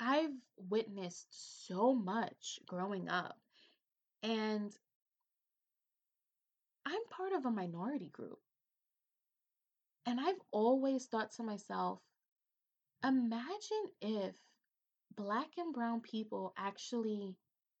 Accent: New York City, New York, United States; a Hispanic woman from the Bronx.

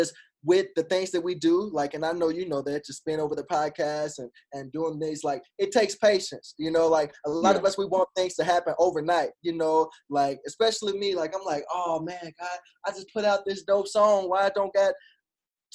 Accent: Arkansas, United States; now in Tulsa, United States; before I even moved to Tulsa. I'm originally from Arkansas.

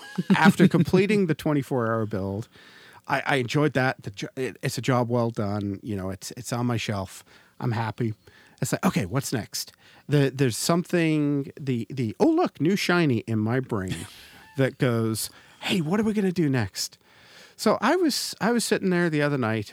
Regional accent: Canada; we're Canadians. And as a Canadian

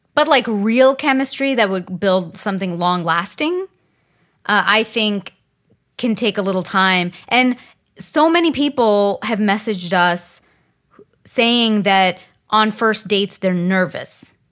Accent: India; I'm Indian, and in the Indian community

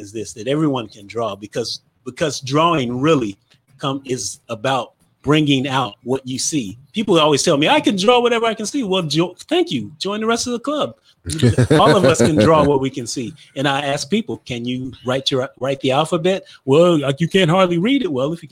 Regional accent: Gary, Indiana, United States; I'm from Gary, Indiana, as we said before. Mm-hmm. There weren't a lot of artists when I was growing up there

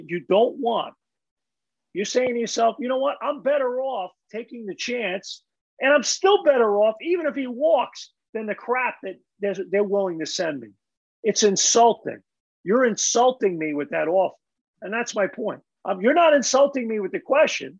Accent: New York City, New York, United States; growing up in Brooklyn

